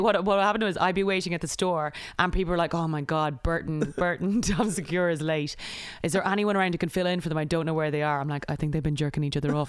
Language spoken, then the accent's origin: English; Ireland; moved away as an adult; also born or lived in United Kingdom; now in United States; growing up in Ireland